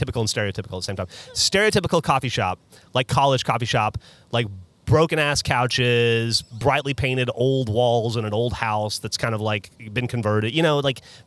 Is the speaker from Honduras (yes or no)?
no; Alabama, United States; moved away as an adult; also born or lived in Columbia, South Carolina; now in Austin, United States; growing up in Alabama and just having there be nothing cool to explore